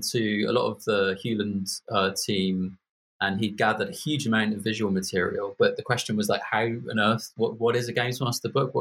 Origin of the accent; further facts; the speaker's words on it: Birmingham, West Midlands, United Kingdom; I'm from Birmingham. I don't know why you think I'm posh